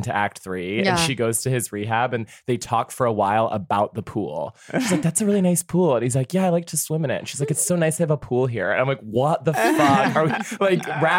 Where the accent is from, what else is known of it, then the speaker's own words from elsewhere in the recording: Texas, United States; moved away; also born or lived in Colorado / Boston / New York City; I'm from Texas.